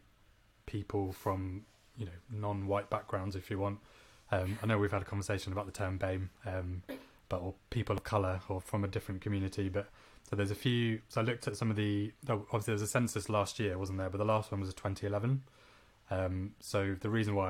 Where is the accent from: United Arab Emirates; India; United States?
India; now in United Kingdom; when I grew up in India